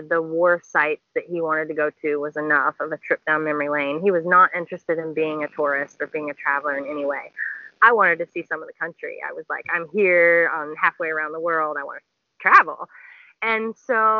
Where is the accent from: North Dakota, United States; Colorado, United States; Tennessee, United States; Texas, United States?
Tennessee, United States; moved away as an adult; also born or lived in Uganda; now in Philippines; I was born in Tennessee in the U.S.